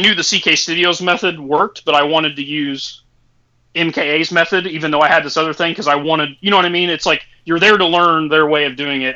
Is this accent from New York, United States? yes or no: no; Indiana, United States; I'm from Indiana